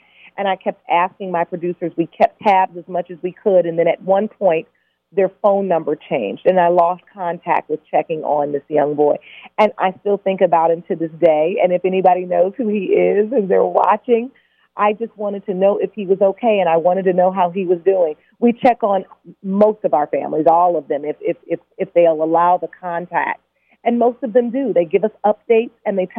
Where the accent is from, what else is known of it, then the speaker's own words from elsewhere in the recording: Detroit, Michigan, United States; I'm from Detroit, Chicago